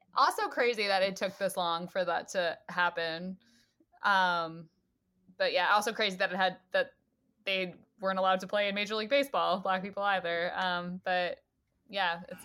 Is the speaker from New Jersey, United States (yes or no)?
yes; northern New Jersey, United States; born or raised there